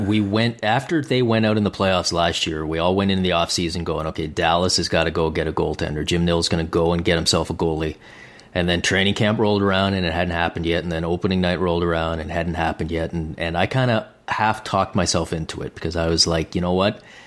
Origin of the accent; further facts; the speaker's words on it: Canada; as a Canadian